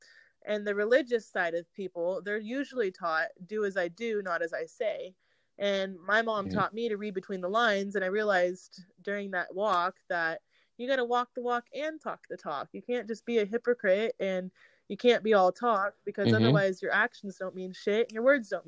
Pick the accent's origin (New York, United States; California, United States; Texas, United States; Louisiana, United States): Texas, United States; born there; I was born in Hood County, and I'm from the ghetto